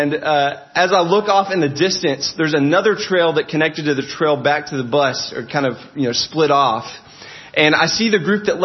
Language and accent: English; Arkansas, United States; I'm from a state in America called Arkansas